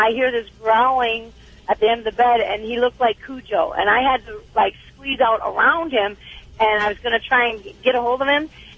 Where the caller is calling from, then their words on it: Arizona, United States; I'm calling from Arizona.